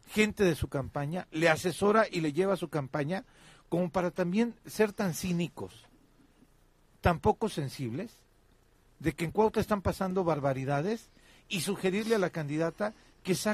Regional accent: Cuernavaca, Morelos, Mexico; born or raised there

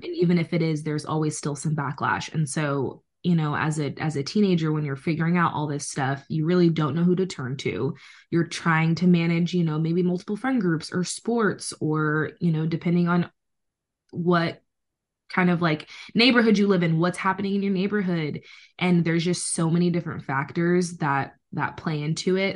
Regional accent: San Diego, California, United States; also born or lived in Reno, Nevada / Washington; I'm born and raised in San Diego, California. Um, I've lived here my whole life

